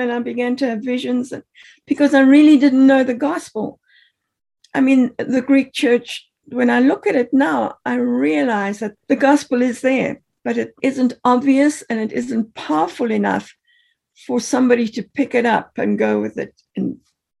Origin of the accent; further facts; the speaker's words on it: Zimbabwe; moved away; I grew up in Rhodesia, which is now Zimbabwe